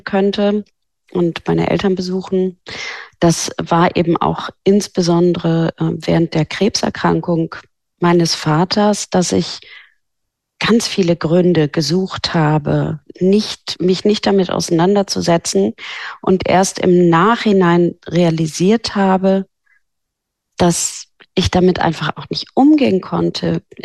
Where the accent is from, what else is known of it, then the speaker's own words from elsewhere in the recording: Norderney, Lower Saxony, Germany; moved away as an adult; also born or lived in Hamburg; Ich bin auf Norderney aufgewachsen